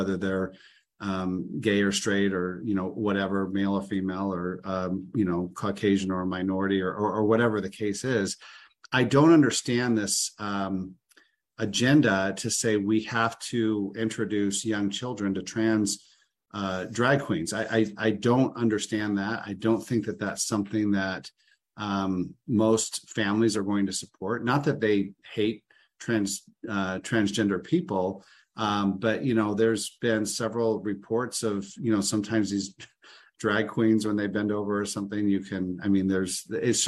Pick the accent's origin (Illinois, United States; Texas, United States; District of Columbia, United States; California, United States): Illinois, United States; I grew up in Illinois